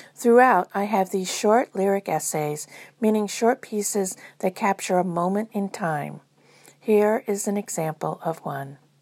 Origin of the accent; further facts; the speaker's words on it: Space Coast, Florida, United States; growing up on Space Coast, Florida, during the fifties and sixties.